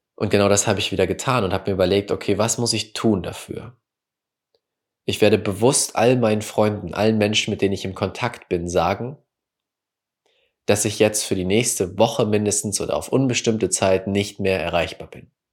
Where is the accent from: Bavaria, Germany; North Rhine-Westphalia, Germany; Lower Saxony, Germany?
North Rhine-Westphalia, Germany; Wickede; also born or lived in Münster; Wickede, wo ich aufgewachsen bin, nach Münster gezogen bin und zum Studieren